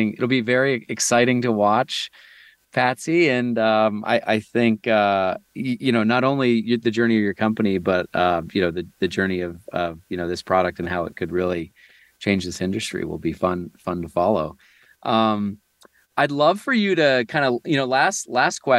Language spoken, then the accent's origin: English; near Buffalo, New York, United States; moved away; I grew up near Niagara Falls, just in the U.S., kind of near Buffalo, New York.